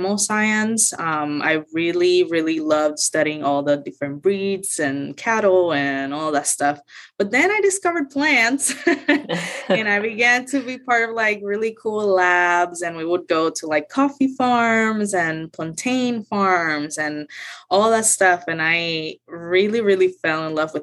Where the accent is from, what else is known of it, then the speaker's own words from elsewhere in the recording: Mayagüez, Puerto Rico; English is a second language; moved away as an adult; now in Florida, United States; I grew up in Puerto Rico, in a small town called Mayagüez on the west side of the island.